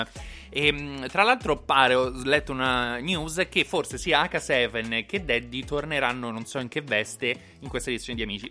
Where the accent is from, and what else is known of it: Rome, Lazio, Italy